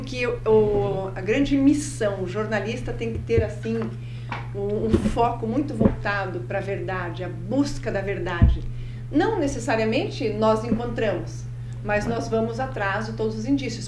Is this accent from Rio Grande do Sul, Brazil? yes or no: no; interior of Paraná, Brazil; also born or lived in Marechal Cândido Rondon / Matelândia / Ponta Grossa / São Paulo; Eu sou paranaense, sim. Eu nasci em Marechal Cândido Rondon. Ah. Passei a minha infância né, no interior do Paraná.